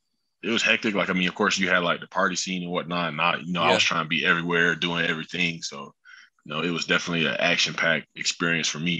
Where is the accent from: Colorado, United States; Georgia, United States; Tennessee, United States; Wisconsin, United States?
Georgia, United States; Acworth; I'm from Ackworth, Georgia. It's like 30 minutes north of Atlanta